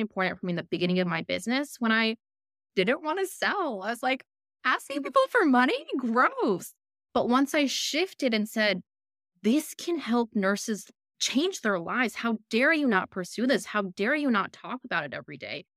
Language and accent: English; Chicago, Illinois, United States; moved away as an adult; also born or lived in Philippines; now in Australia; I'm from Chicago. I grew up in Chicago.